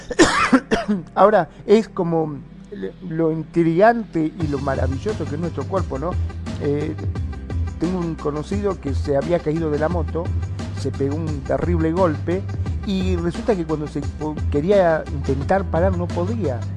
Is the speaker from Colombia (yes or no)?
no; Argentina; aquí en mi país, en Argentina